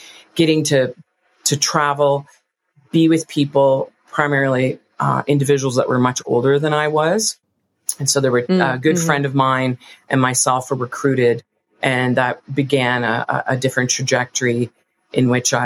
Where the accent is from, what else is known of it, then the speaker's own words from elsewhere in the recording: East Coast, Canada; now in Calgary, Canada; I grew up on the East Coast